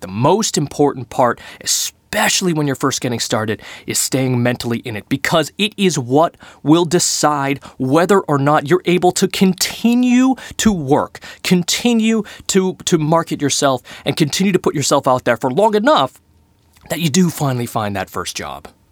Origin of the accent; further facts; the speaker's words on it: Boston, Massachusetts, United States; I am from Boston